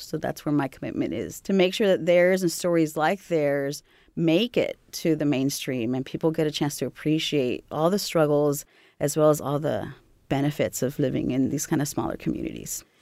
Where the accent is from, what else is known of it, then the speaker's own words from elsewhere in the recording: California, United States; moved away; also born or lived in Texas / Mexico / Greater Lafayette, Indiana; I was born and raised in California, moved to Texas